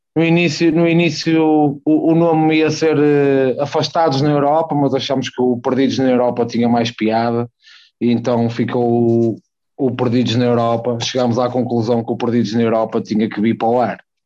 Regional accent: Porto, Norte, Portugal; também nasci e criado, não em Gaia, mas na zona do Porto, mais propriamente a Rábida, ali junto, junto ao Aleixo.

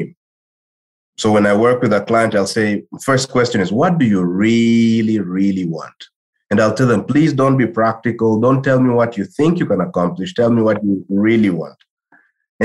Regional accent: DR Congo; also born or lived in Claremont, California; I'm from Congo originally, right? I'm from the Democratic Republic of Congo.

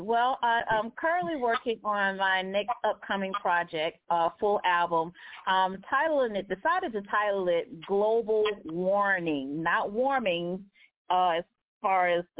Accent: Birmingham, Alabama, United States; now in Atlanta, United States; I am excited to be going back to my hometown of Birmingham, Alabama.

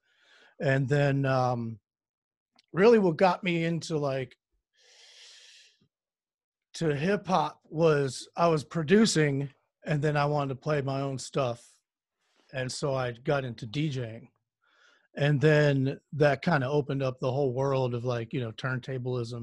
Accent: DMV, DC area, United States; I am from the DMV, is what we call it, the DC area, Northern Virginia, Maryland

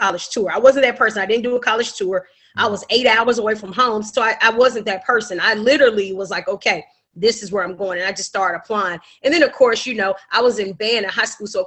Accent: Huntsville, Alabama, United States; now in Atlanta, United States; I'm originally from Huntsville, Alabama. Of course, home of Alabama A&M. But I am currently residing in Atlanta, Georgia

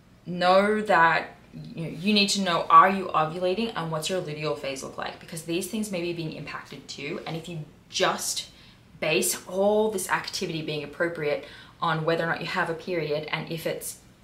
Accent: New York, United States; I got an internship that takes place in Las Vegas. I'm from New York

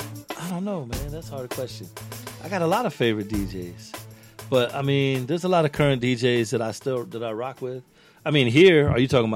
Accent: Tampa, Florida, United States; We're just from Tampa putting out records.

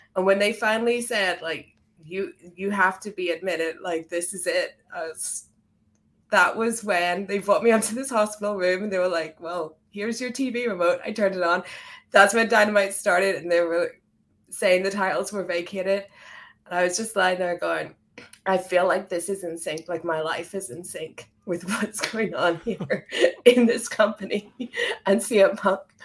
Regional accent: Ireland; now in United Kingdom; I'm from, I'm from Ireland. I live in the U K

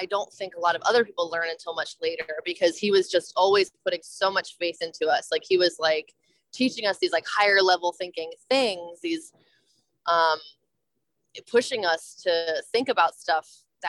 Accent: New Jersey, United States; I grew up in New Jersey

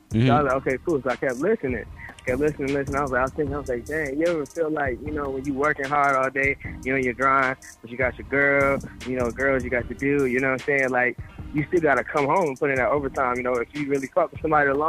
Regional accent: Rochester, New York, United States; moved away as an adult; now in Charlotte, United States; I live in Charlotte, but I'm from Rochester. I'm from upstate New York.

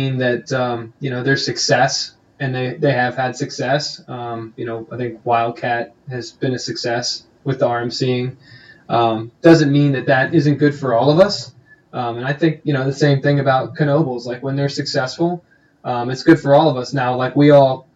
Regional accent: Eastern Pennsylvania, United States; also born or lived in Cincinnati, Ohio; I grew up in Eastern PA.

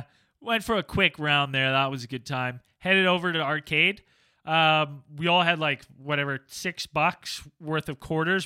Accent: Canada; I'm Canadian.

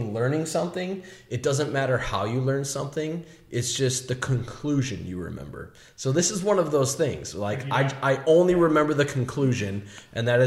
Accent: Minnesota, United States; moved away; I'm from Minnesota

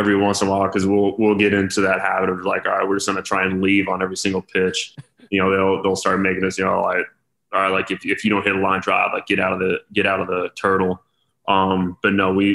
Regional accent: Denver, Colorado, United States; born or raised there

